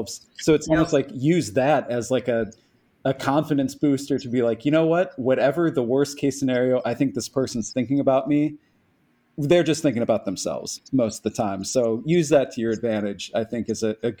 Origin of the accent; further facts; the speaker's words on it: Cleveland, Ohio, United States; moved away; I'm from Cleveland originally, so a lifelong Cavs fan